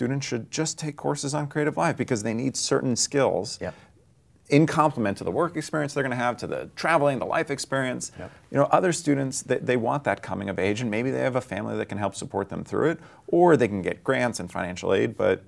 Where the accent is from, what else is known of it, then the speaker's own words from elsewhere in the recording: New York, United States; I think of myself as like a New Yorker with, you know, probably the interests of a Bay Area person, right?